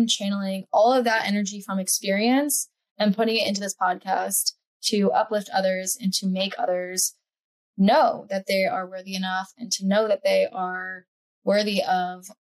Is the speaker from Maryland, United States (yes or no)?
yes; Silver Spring, Maryland, United States; moved away as an adult; also born or lived in Charleston, South Carolina / Miami, Florida; I grew up in Silver Spring, Maryland. Shout out to the 301. And when I was 18, I honestly never looked back.